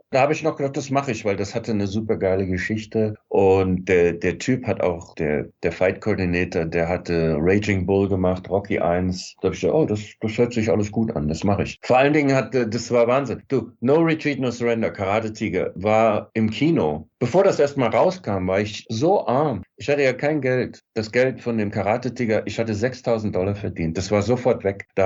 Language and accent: German; Germany; ich komme aus Deutschland, ich will auch Schauspieler sein